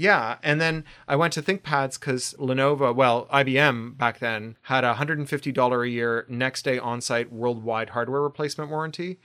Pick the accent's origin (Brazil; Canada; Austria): Canada; now in Burbank, United States; I'm Canadian